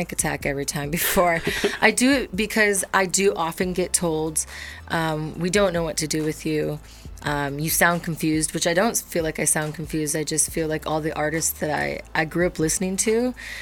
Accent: Midwest, United States; growing up in the Midwest

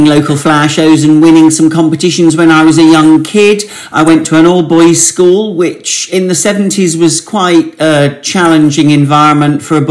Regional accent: Warwick, West Midlands, United Kingdom; I was born and brought up in Warwick, in hometown where my parents still live

